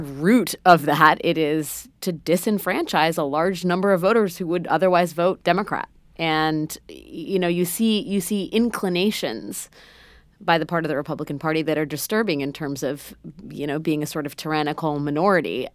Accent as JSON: {"language": "English", "country": "United States", "said": "as an American"}